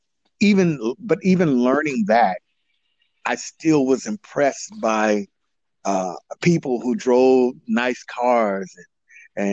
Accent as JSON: {"language": "English", "town": "Oakland", "region": "California", "country": "United States", "tie": "born or raised there", "said": "I grew up in Oakland, California, mostly in East and West Oakland"}